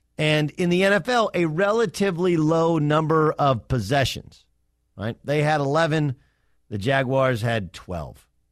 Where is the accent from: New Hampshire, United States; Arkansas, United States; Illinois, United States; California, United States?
California, United States; Southern; I grew up in Southern California